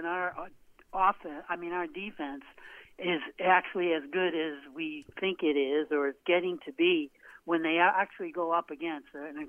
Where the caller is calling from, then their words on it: Portland, United States; Hey, it's … from Portland.